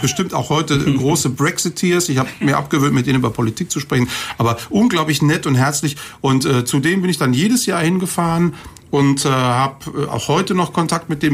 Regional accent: Kaiserslautern, Rhineland-Palatinate, Germany; also born or lived in Cologne; Ich bin zwar gebürtiger Kölner, aber ich bin aufgewachsen in der Pfalz in Kaiserslautern

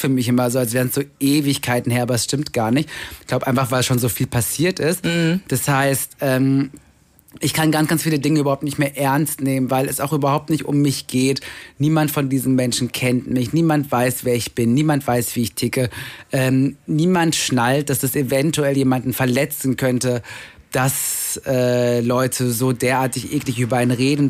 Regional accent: Germany; also born or lived in Vienna, Austria / Cologne, Germany; now in Berlin, Germany; als schwarzer Piefke, also als Deutscher

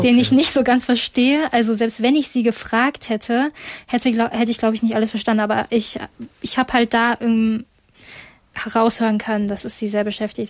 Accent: Essen, North Rhine-Westphalia, Germany; ich komme eigentlich, also ich bin in Essen geboren

